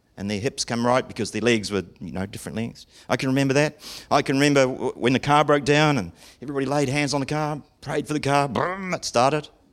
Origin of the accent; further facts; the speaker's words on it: Auckland, New Zealand; growing up in Auckland, the City of Sales